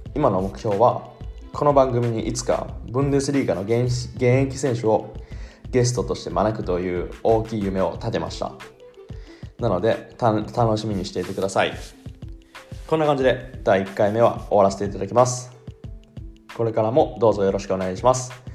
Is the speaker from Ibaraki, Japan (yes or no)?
no; Shizuoka, Japan; moved away as an adult; now in Cologne, Germany; 静岡県出身